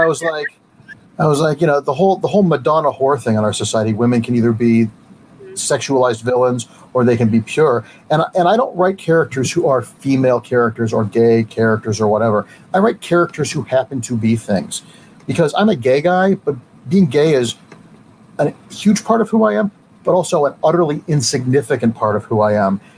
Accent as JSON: {"language": "English", "town": "Mentor", "region": "Ohio", "country": "United States", "tie": "born or raised there", "said": "I grew up in Mentor, Ohio, a suburb of Cleveland"}